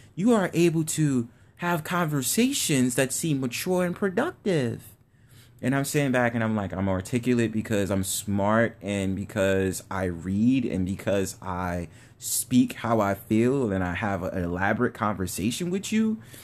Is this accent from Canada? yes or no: no; New York City, New York, United States; I'm from the Bronx 'cause I was born in the Bronx.